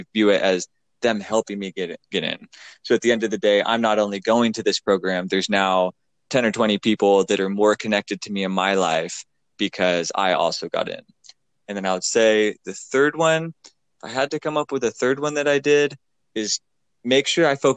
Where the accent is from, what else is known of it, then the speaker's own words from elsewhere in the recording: Pacific Northwest, United States; moved away as an adult; I'm from the Pacific Northwest